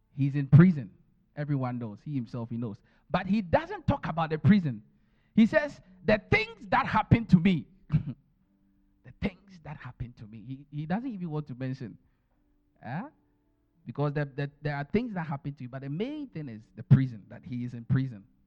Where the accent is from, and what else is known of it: Ghana; born or raised there; moved away